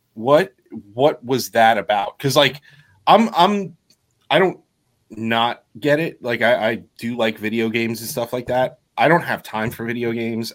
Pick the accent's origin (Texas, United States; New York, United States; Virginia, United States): New York, United States; we're from New York